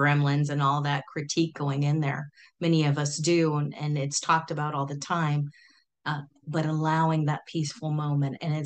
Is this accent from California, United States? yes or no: yes; Silicon Valley, California, United States; I'm from Silicon Valley back in the day, you know, Pong, all that way back when, the fun times of Silicon Valley